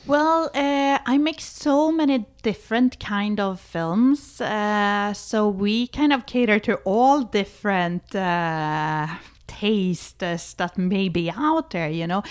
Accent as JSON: {"language": "English", "country": "Sweden", "tie": "born or raised there", "moved": "yes", "said": "I was born in Sweden. I was, uh, a kind of, uh, liberated, young Swedish woman"}